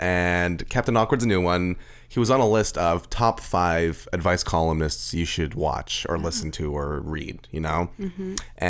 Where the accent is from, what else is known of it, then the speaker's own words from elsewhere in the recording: Austria; I grew up in Austria, and I'm 100% against neo-Nazis.